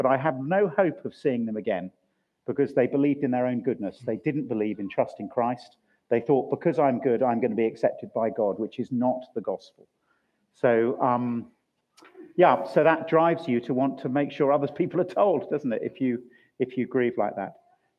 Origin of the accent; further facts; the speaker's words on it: Chile; born there; So I was born in Chile in South America. My dad worked for BAT, British American Tobacco. So I was born there.